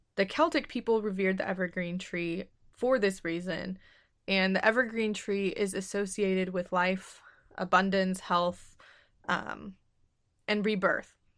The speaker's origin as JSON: {"language": "English", "country": "United States", "said": "I'm American and in our schools, we're not taught about other cultures"}